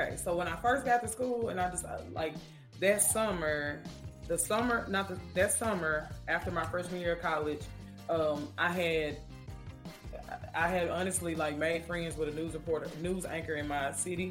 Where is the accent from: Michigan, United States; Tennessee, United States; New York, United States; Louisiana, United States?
Tennessee, United States; Memphis; I grew up in Memphis